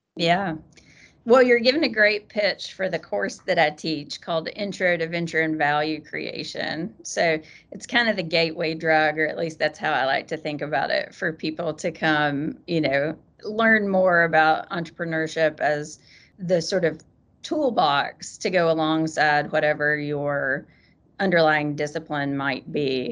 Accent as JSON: {"language": "English", "region": "Eastern Kentucky", "country": "United States", "tie": "born or raised there", "moved": "as an adult", "said": "I grew up in Eastern Kentucky."}